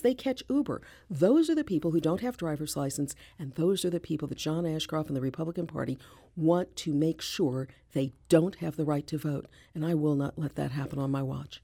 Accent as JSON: {"language": "English", "town": "St. Louis", "region": "Missouri", "country": "United States", "tie": "born or raised there", "said": "I'm one of three, born and raised in Saint Louis"}